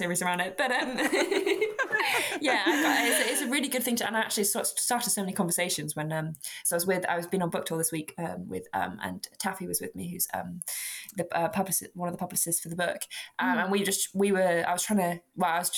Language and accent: English; Dorset, South West England, United Kingdom; I'm from Dorset